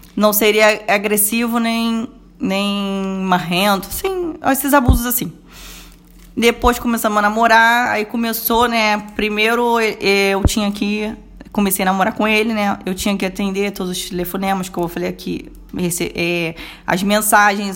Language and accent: Portuguese; Rio de Janeiro, Brazil; vim de Bangu mesmo